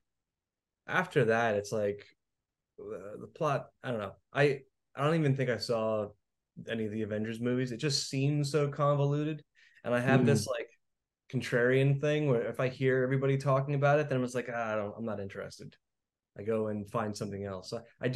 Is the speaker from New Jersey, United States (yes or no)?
yes; New Jersey, United States; I'm from New Jersey here